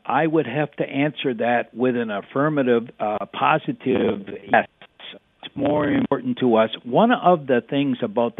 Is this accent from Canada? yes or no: yes; Canada; I was standing there in her apartment as a Canadian